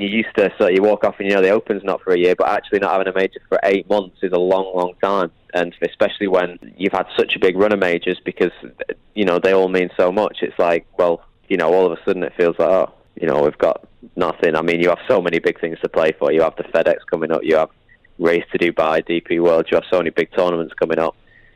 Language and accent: English; United Kingdom; I'm British